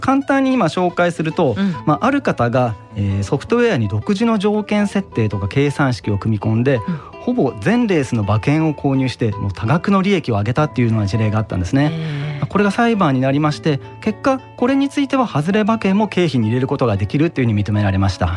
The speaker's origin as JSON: {"language": "Japanese", "country": "Japan", "tie": "born or raised there", "said": "私の地元のあの、グミオジ商店街の方からですね"}